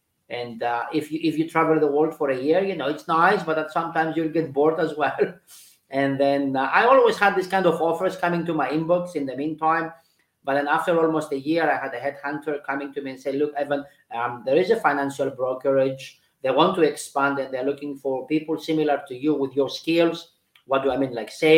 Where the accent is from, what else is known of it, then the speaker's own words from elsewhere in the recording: Switzerland; moved away; I think I understood what leadership is when I was in the UK because I came from Switzerland.